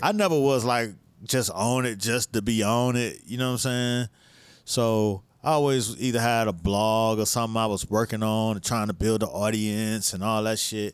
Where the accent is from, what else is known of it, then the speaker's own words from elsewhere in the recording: Miami, Florida, United States; I'm from Miami